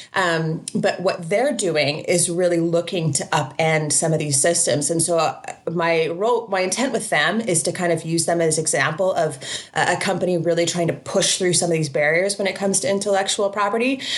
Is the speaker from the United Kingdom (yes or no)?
no; Canada; as a Canadian